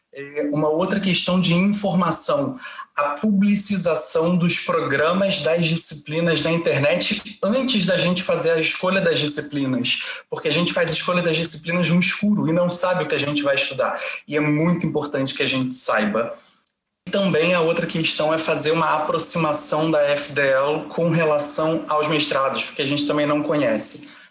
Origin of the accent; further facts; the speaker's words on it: Brazil; now in Portugal; eu sou do Brasil